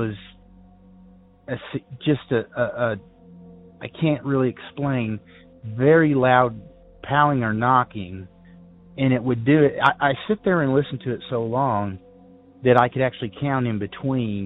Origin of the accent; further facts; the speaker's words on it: Ozark Mountains of Arkansas, United States; now in Morganton, North Carolina, United States; I grew up in the Ozark Mountains of Arkansas